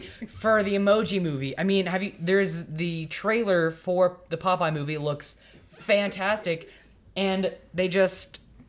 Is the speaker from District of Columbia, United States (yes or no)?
no; Texas, United States; now in California, United States; I am from Texas